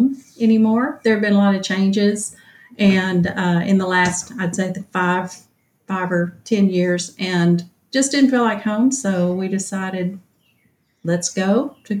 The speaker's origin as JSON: {"language": "English", "town": "Mount Pleasant", "region": "Texas", "country": "United States", "tie": "born or raised there", "moved": "as an adult", "lives_now": "Nacogdoches, United States", "said": "I grew up in Mount Pleasant and came to SFA here"}